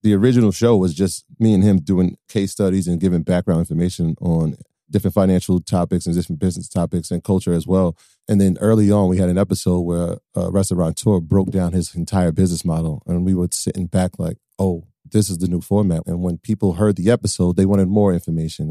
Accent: Westchester, New York, United States; we're from Westchester

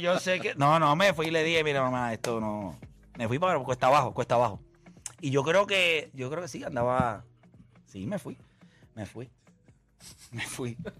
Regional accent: Caguas, Puerto Rico; yo soy de Caguas

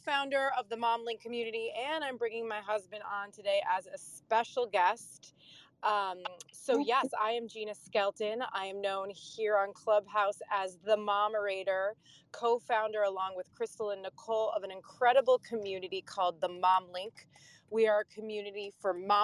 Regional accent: Pennsylvania, United States; also born or lived in upstate New York; I was born and raised in Pennsylvania in a suburb

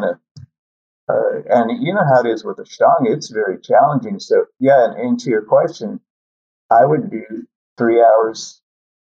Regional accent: Texas, United States; moved away; also born or lived in California; I was raised in Texas

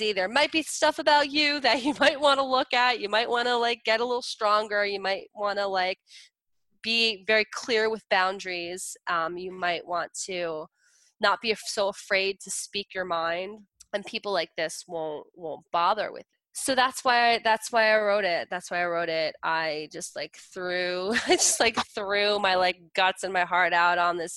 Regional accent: New Jersey, United States; I'm from Jersey.

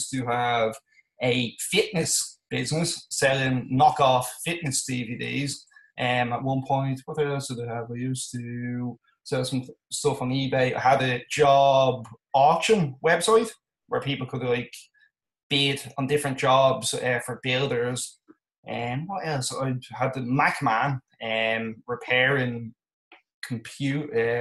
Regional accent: Malahide, Leinster, Ireland; I come from Dublin in Ireland, a place called Malahide.

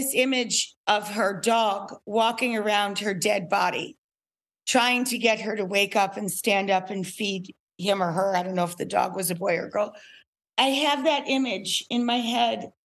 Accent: upstate New York, United States; I am a stupid cook from upstate New York.

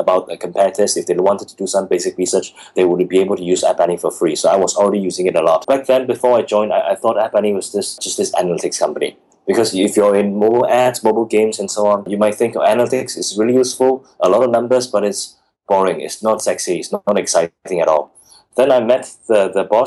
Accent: Singapore; moved away as an adult; also born or lived in Guangzhou; as a Singaporean in Guangzhou

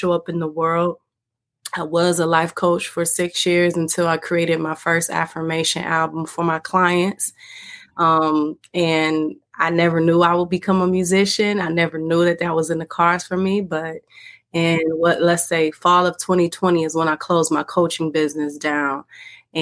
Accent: Detroit, Michigan, United States; I'm from the Motown, Detroit, Michigan

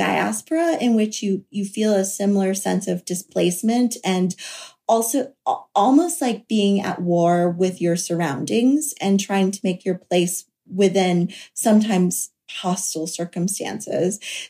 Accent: the South, United States; So like Rira, I grew up in the South.

